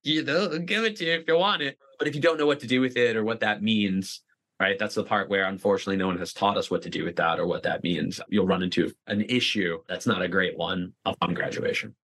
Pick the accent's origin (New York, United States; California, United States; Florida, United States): Florida, United States; Boca Raton; I'm from South Florida, from Boca Raton, which is hands down the retirement capital of the world